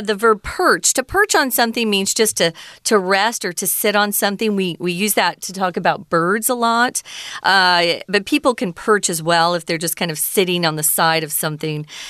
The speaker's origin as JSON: {"language": "English", "region": "Arizona", "country": "United States", "tie": "born or raised there", "said": "I grew up in Arizona"}